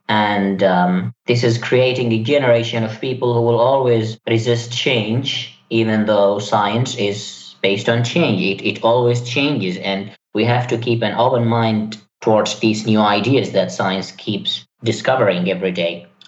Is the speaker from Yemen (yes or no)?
yes; Yemen; born there; English is a second language; Well, I was born in Yemen. There wasn't really much going on in terms of science